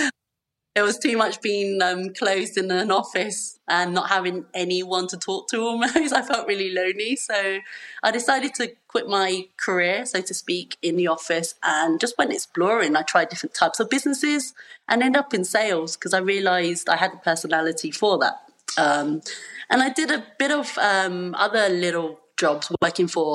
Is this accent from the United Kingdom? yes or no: yes; London, United Kingdom; first language English; moved away as an adult; now in Villa General Belgrano, Argentina; I was born and raised in London. My family is from Hong Kong, and I'm currently based in a town in the province of Córdoba in Argentina